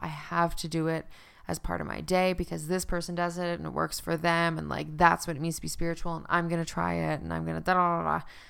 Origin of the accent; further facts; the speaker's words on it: Newfoundland and Labrador, Canada; now in Calgary, Canada; I'm from Newfoundland